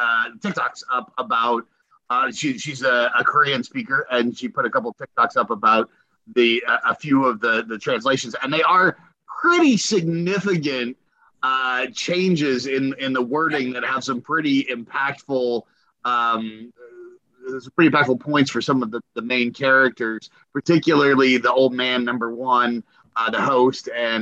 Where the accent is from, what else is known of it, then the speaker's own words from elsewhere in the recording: Moldova; I was a gymnast, Olympic caliber for the country of Moldova, which is my home country.